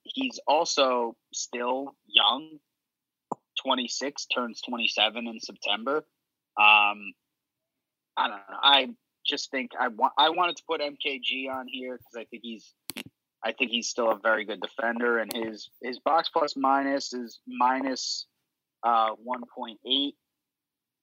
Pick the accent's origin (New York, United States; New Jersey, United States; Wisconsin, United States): New Jersey, United States; I'm from Jersey